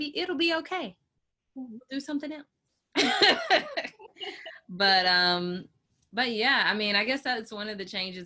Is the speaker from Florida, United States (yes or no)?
no; Chapel Hill, North Carolina, United States; I'm from Chapel Hill, North Carolina